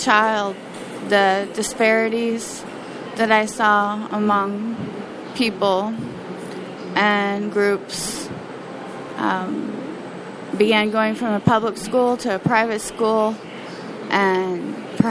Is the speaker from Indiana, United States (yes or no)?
yes; Indiana, United States; also born or lived in Arizona / New Mexico; I was born in Arizona and had lived throughout regions in the southern parts of Arizona and even New Mexico, close to the Mexican border, until the age of 9 and a half. Came to Indiana in 1977